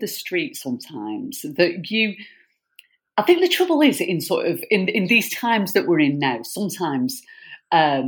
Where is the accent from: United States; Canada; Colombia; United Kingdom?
United Kingdom; Lancashire, North West England; I'm a northerner. I'm from Lancashire.